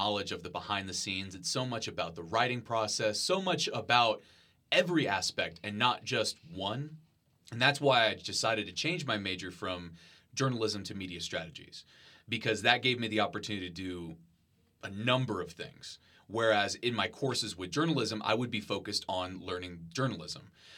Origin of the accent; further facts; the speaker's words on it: Marion, Texas, United States; moved away as an adult; now in Lubbock, United States; I grew up in Marion, Texas, which is a small town near San Antonio